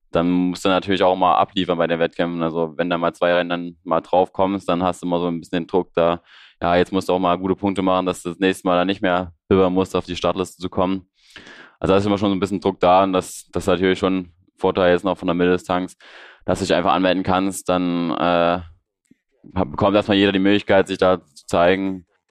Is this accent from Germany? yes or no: yes; Leipzig, Saxony, Germany; ich komme aus Leipzig, so wie Markus